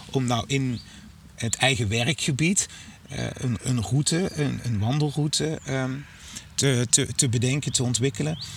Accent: Limburg, Netherlands; En er zijn andere delen in het land. Eh, ook Midden-Limburg, waar ik vandaan kom, waar die ruilverkaveling eh, nog tot grootschalige

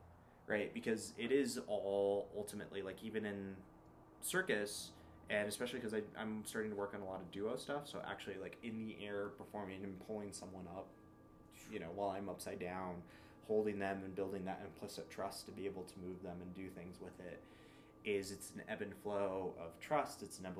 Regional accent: United States; I am Hispanic and it's something that, like, I lost out growing up in America

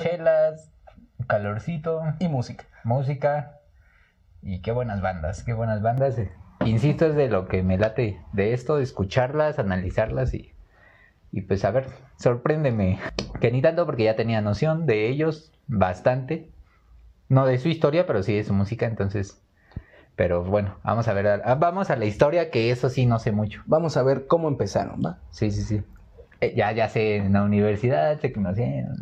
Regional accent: Mexico; somos mexicanos

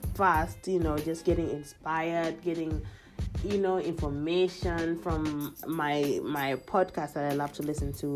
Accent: Kenya; moved away; my fellow Kenyan podcasters

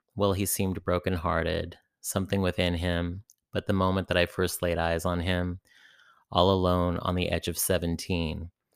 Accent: San Francisco Bay Area, California, United States; Growing up in the San Francisco Bay Area

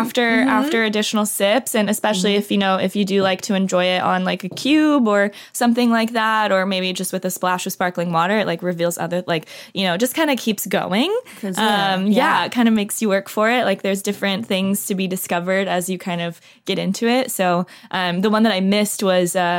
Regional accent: Dallas, Texas, United States; moved away; I'm originally from the Dallas, Texas area, so grew up in the suburbs

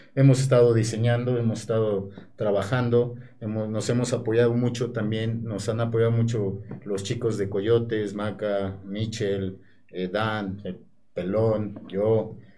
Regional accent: Puebla, Mexico; participar en mi tierra

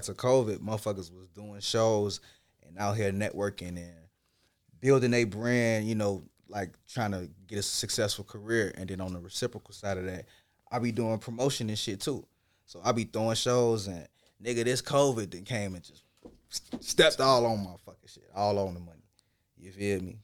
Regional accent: Chicago, Illinois, United States; also born or lived in Ghana; growing up in Chicago

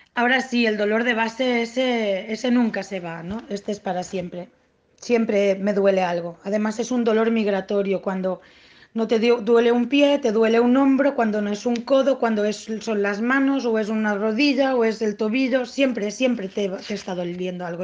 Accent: Tortosa, Catalonia, Spain; born or raised there; moved away as an adult; now in Barcelona, Spain

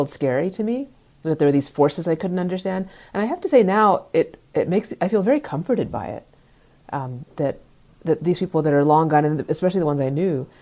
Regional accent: Dallas, Texas, United States; I grew up in Dallas

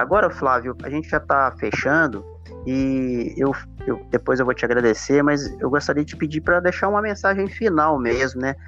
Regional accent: Viçosa, Minas Gerais, Brazil; moved away as an adult; also born or lived in Amapá; now in Imperatriz, Brazil; eu sou lá de Viçosa, Minas

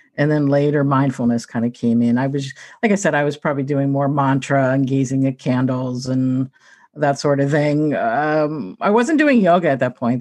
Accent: Pittsburgh, Pennsylvania, United States; I'm from Pittsburgh

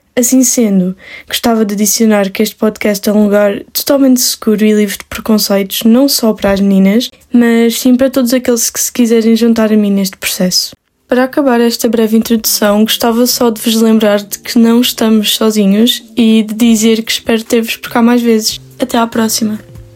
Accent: Madeira, Portugal; eu sou da Ilha da Madeira, eu estou no secundário

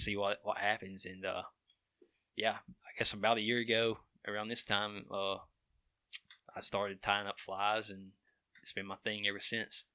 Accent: Cordova, United States; we grew up in Dover Town, uh, the old area of Cordova

